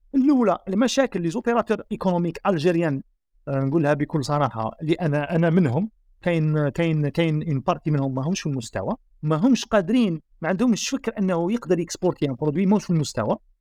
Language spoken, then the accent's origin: Arabic; Algeria; احنا جزائريين سكان شمال افريقيا